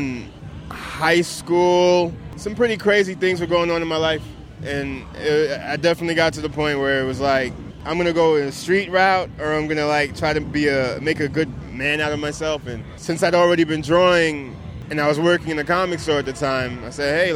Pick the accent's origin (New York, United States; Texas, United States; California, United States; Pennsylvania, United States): New York, United States; New York City; also born or lived in Japan; I'm a New Yorker